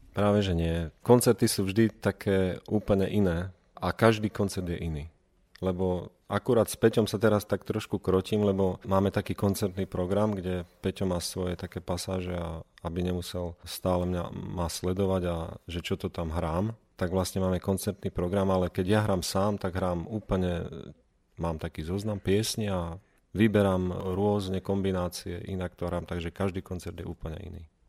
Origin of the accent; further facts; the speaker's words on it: Liptov, Žilina Region, Slovakia; tam u nás na Liptove